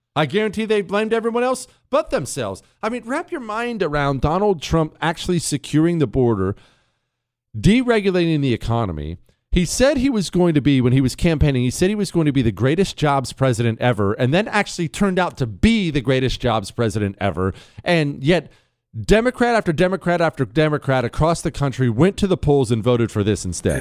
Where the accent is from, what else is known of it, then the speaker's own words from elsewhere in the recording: United States; me as an American